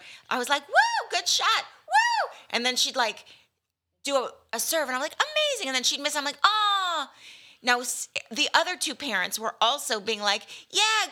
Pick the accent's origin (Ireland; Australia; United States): United States; Malibu, California; which is like my hometown